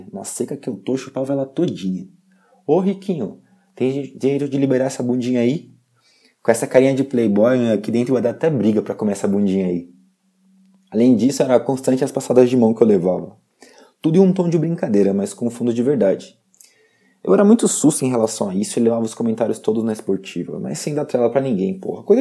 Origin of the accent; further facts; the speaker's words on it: São Paulo, Brazil; Eu sou do interior de São Paulo. A minha família é muito rica e eu sempre tive tudo o que eu quis.